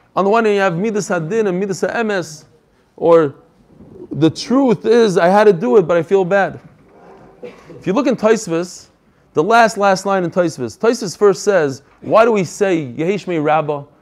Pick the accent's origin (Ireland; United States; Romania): United States; moved away; I'm from America